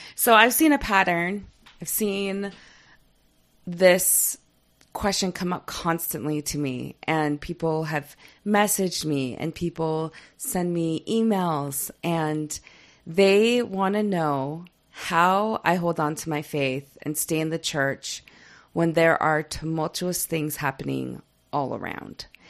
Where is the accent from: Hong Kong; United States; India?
United States; Utah; moved away; I'm from Utah County